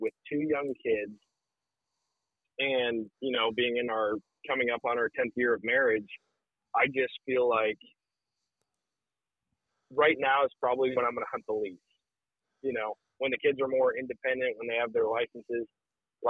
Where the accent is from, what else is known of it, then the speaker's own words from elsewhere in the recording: Wisconsin, United States; moved away; growing up in Wisconsin